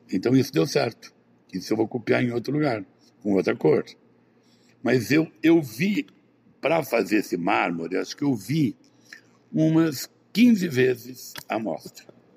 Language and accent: Portuguese; Brazil; eu não nasci no Jardim Europa, nem em Ipanema, nem em Leblon, eu nasci no interior